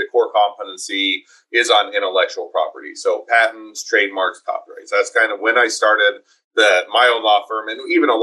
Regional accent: Utah, United States; also born or lived in Taiwan / Cleveland, Ohio / Ogden, Utah; I was originally from Utah. I'm back in Utah most of my life, with the exception of lived in Taiwan for a couple of years and went to school in Cleveland for graduate school

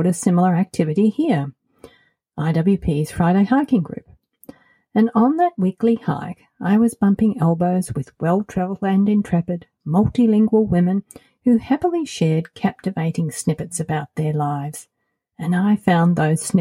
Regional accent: Australia; moved away as an adult; also born or lived in United States / Colorado; now in Portugal; As you might have noticed by my accent, I'm originally from Australia

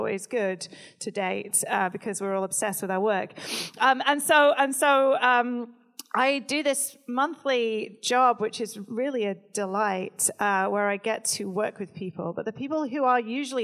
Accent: United Kingdom; I'm British

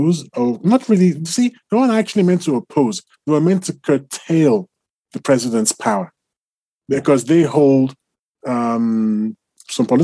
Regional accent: Nigeria; I'm Nigerian

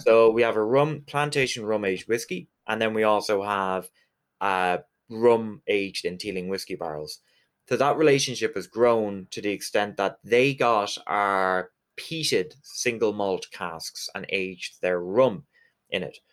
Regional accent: Galway, Connacht, Ireland; I'm from Galway, which in Irish is Galiev

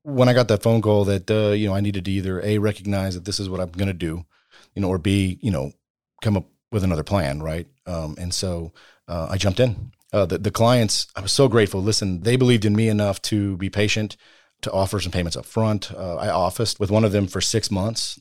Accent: Bastrop, Texas, United States; I, I grew up in, uh, Bastrop, Texas

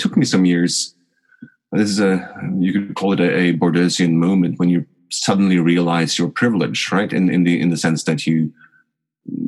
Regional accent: Oslo, Norway; I was born in Oslo. I grew up just outside of Oslo, but really sort of greater Oslo

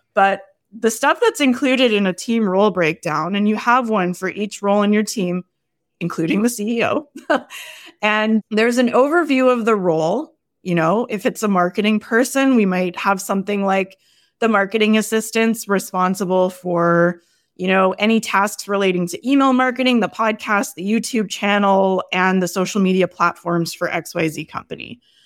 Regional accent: Canada; I'm Canadian

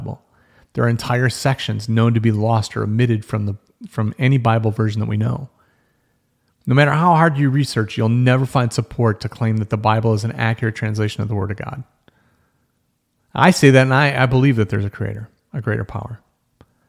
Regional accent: United States

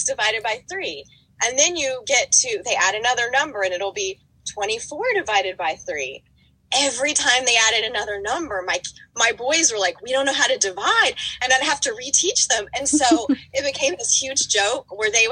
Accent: West Virginia, United States; moved away as an adult; now in Miami, United States; I grew up in West Virginia.

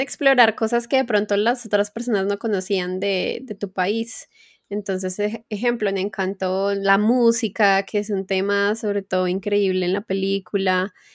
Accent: Colombia; la mayoría también de colombianos nos halagamos

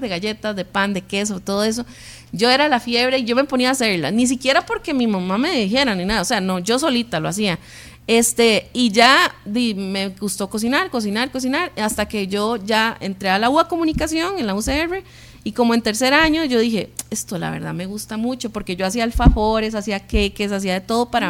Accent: Sabanilla, San José, Costa Rica; toda la vida nacimos y crecimos en Sabanilla, en Carmiol

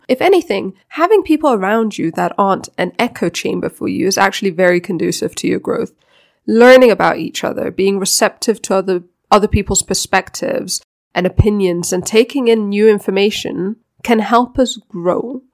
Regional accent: Denmark; now in Africa; I was born in Denmark, so I'm Danish by birth

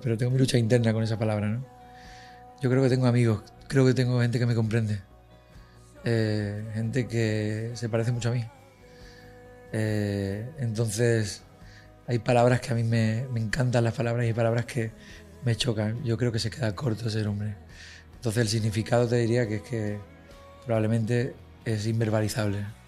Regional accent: Fuengirola, Andalusia, Spain; en mi pueblo, Fujirola, en Málaga

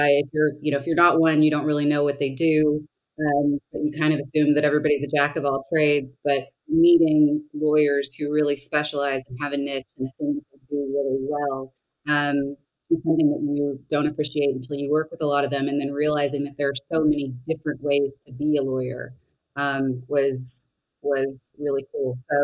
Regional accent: Arlington, Tennessee, United States; accent: Southern; So I'm from a town called Arlington, Tennessee, which is right outside of Memphis. I feel like you probably, because you ladies are so nice, you don't hear my Southern accent that comes out when I'm a little nervous

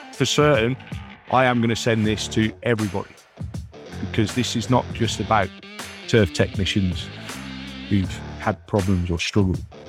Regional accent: United Kingdom; moved away; my hometown back in the U K

